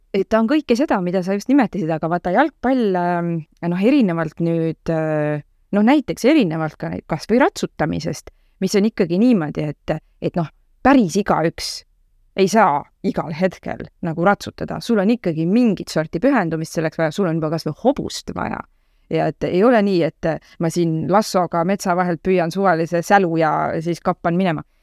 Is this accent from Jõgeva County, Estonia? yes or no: no; Tallinn, Harju County, Estonia; ma olen selline mitmendat põlve Tallinna, Tallinna laps ja kesklinna äh, kesklinnas nagu suuresti üles kasvanud ka